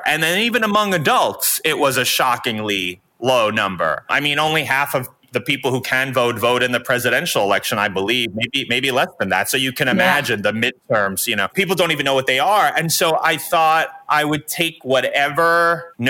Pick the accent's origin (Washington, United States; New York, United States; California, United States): New York, United States; moved away as an adult; now in Los Angeles, United States; I grew up as a New Yorker